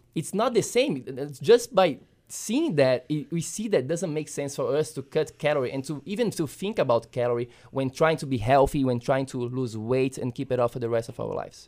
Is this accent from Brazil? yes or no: yes; Brazil; moved away; when I was a kid growing up in Brazil